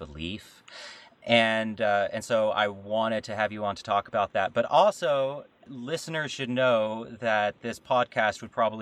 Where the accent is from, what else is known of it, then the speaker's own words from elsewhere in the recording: the South, United States; we grew up in the South, in Pentecostal and charismatic cultures